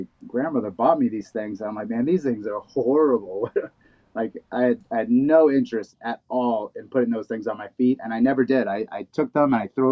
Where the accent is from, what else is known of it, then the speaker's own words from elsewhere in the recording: New York City, New York, United States; I grew up in Brooklyn